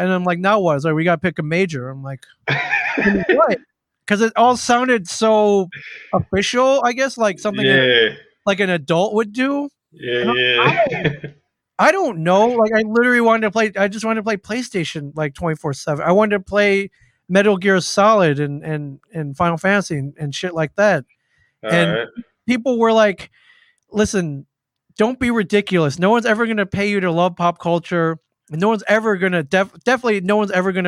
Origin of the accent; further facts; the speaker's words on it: Michigan, Indiana, Midwest, United States; moved away as an adult; now in New Jersey, United States; I grew up in the Midwest, in Michigan, in Indiana